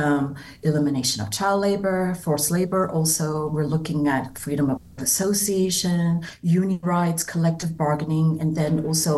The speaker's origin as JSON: {"language": "English", "town": "Atlanta", "region": "Georgia", "country": "United States", "tie": "born or raised there", "also_born_or_lived": "Kaohsiung, Taiwan / Taipei, Taiwan", "said": "we kind of settled there and we grew up in Georgia"}